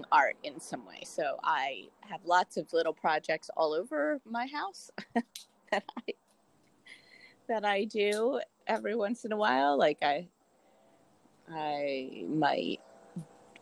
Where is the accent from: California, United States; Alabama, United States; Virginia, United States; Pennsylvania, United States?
Pennsylvania, United States; southeastern; moved away as an adult; I am from a small town in southeastern Pennsylvania. And I was born and lived my whole life in the same house